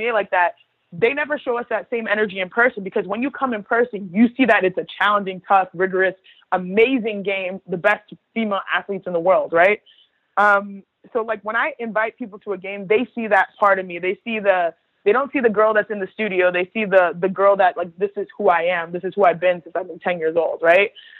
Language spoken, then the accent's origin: English; Houston, Texas, United States; Nigerian, born and raised in Houston, Texas, to a Nigerian household.